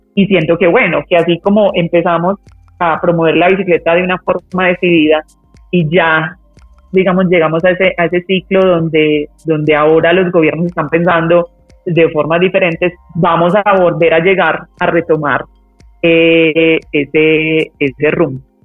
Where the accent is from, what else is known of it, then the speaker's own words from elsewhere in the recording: Medellín, Antioquia, Colombia; moved away as an adult; also born or lived in Europe; yo nací en Medellín